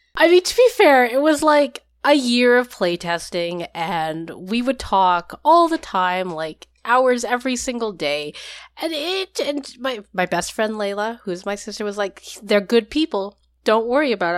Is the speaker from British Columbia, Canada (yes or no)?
yes; Vancouver, British Columbia, Canada; I am from Vancouver, Canada.